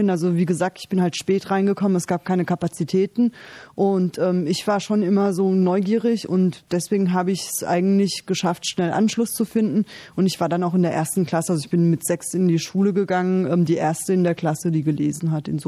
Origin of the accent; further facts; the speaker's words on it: Germany; Ich lebe sehr gerne in Deutschland. Ähm, Deutschland ist meine Heimat.